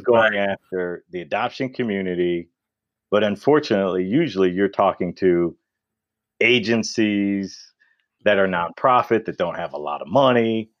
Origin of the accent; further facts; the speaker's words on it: Detroit, Michigan, United States; there are these white kids that are growing up in Detroit, which is a predominantly black city. Mm-hmm. And then all the grade school, the grade school and high school that we went to, they are the minorities.